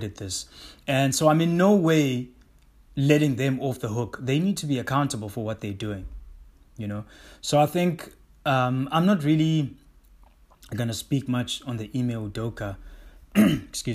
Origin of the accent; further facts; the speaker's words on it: South Africa; I am a South African black man of color